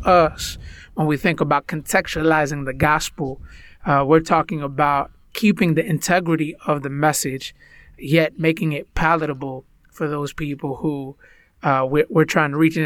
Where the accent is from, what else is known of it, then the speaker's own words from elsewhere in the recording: United States; first language Spanish; English is a second language; Spanish was actually my first language, although I was born in the United States.